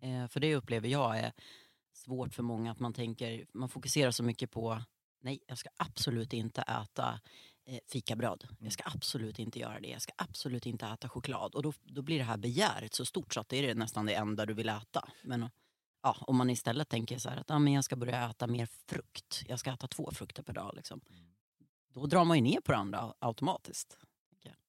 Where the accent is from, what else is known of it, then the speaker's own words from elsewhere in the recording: Norrland, Sweden; jag uppvuxen i Norrland